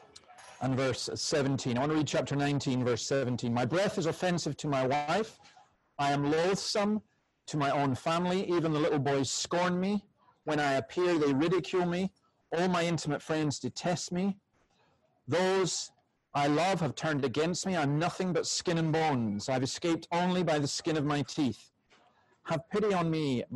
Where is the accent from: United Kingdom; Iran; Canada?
United Kingdom; Scotland; I'm Scottish